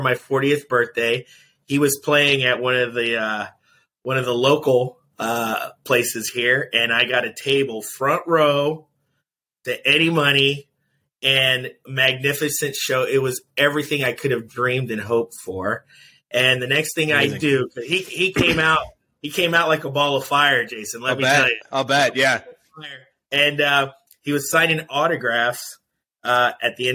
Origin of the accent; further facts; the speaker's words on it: Long Island, New York, United States; also born or lived in Haiti; My father was a physician, and so we lived out in Long Island